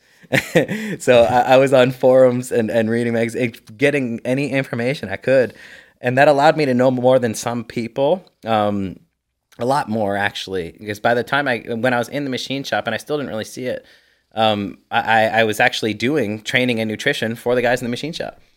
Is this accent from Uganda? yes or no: no; Canada; also born or lived in Ontario; I'm Canadian